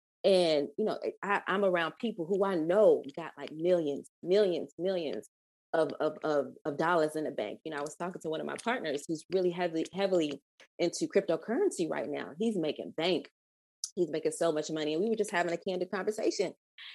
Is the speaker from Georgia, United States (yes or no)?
yes; Atlanta, Georgia, United States; growing up in Atlanta, you know what I mean? And seeing it turn from what it was to what it is now.